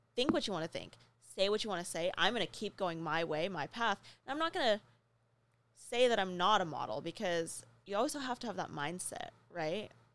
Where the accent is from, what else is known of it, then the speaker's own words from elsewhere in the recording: New Mexico, United States; moved away; I grew up in New Mexico.